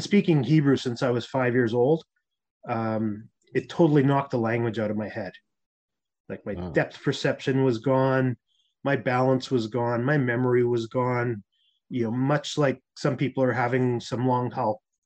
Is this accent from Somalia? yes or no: no; Winnipeg, Manitoba, Canada; moved away as an adult; also born or lived in Toronto; I'm a typical Canadian. I grew up in Winnipeg, Manitoba.